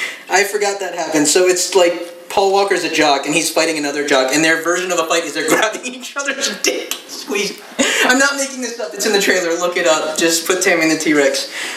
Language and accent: English; Philippines